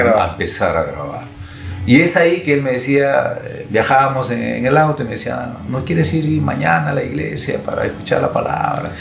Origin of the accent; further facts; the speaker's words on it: Lima, Peru; soy de Lima